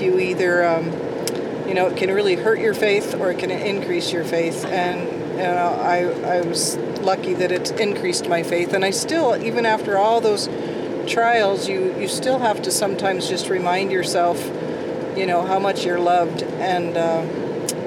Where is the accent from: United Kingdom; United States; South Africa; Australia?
United States; Beaverton, Oregon; I grew up in Beaverton area, big city, and moved out to a farm when I got married.